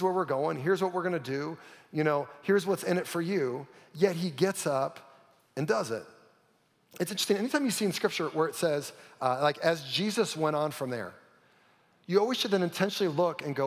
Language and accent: English; Davis, California, United States; I grew up in Davis, California, where there's more bicycles than there are humans.